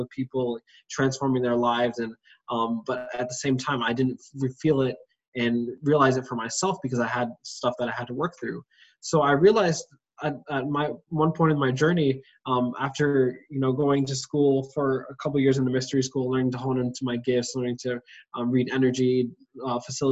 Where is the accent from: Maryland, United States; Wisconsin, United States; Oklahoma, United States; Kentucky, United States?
Maryland, United States; also born or lived in Washington, D.C.; I was born in Washington, D.C., raised in Maryland area